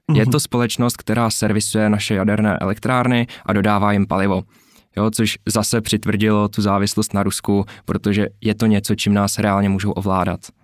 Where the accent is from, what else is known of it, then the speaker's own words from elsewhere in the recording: Czechia; tady u nás v Tuzemsku